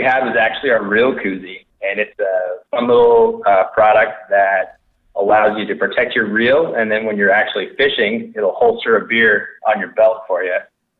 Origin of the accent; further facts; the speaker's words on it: East Coast, United States; So I grew up on the East Coast, riding and racing mountain bikes. Learned how to ski at a young age.